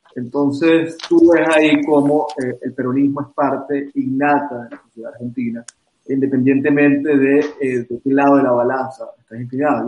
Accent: Venezuela; fuimos los venezolanos

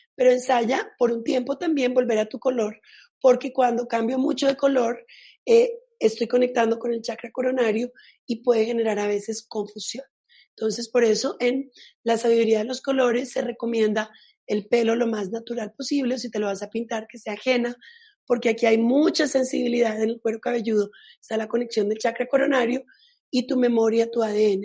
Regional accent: Italy; yo soy italiana

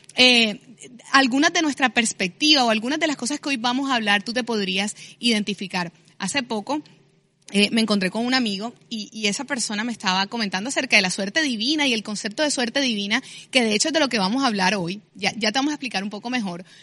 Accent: Barranquilla, Atlántico, Colombia

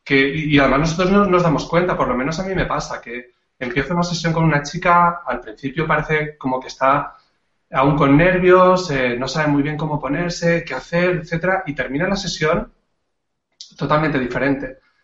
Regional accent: Catalonia, Spain; now in Andalusia, Spain; soy un catalán que vive desde hace ya muchos años en Andalucía

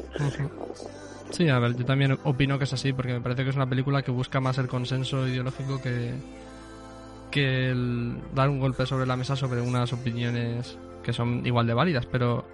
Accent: Spain; nosotros que somos españoles

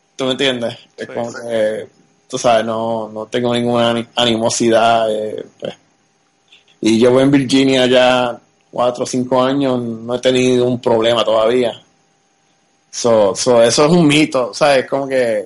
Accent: Puerto Rico; moved away as an adult; also born or lived in Texas; yo me crié en Puerto Rico, pero pues a mis 20 años, 21 a, a, pues, a Texas

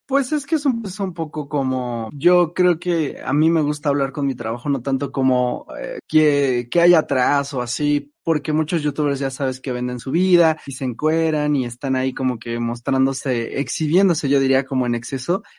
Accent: Mexico; no me excluye de ser mexicano

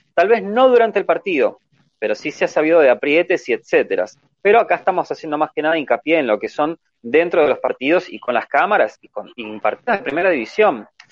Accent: Argentina; en mi país, por ejemplo, Argentina

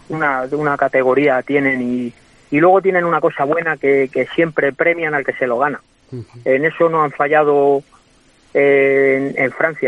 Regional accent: Guadalajara, Castilla-La Mancha, Spain; now in Madrid, Spain

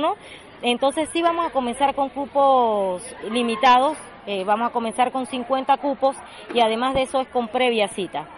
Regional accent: Monagrillo, Herrera, Panama; soy una, una chitreana más. Soy de Monagrillo

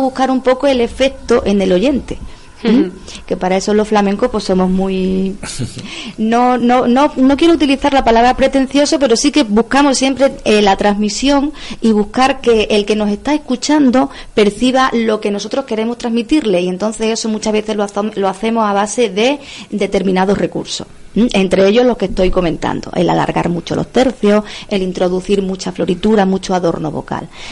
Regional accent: Cáceres, Extremadura, Spain; born or raised there; moved away as an adult; now in Cartagena, Spain

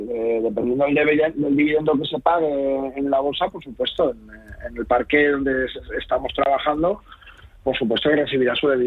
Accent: Spain; nosotros como ciudadanos españoles tenemos que tributar por nuestras rentas mundiales

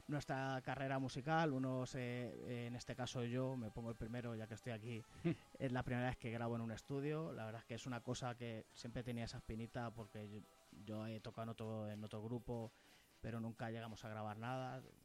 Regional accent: Toledo, Castilla-La Mancha, Spain; Nosotros somos de Toledo

